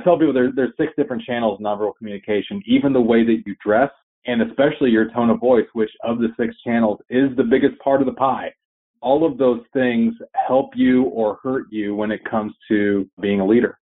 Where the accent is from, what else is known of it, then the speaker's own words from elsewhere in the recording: Chattanooga, Tennessee, United States; my hometown in Chattanooga, Tennessee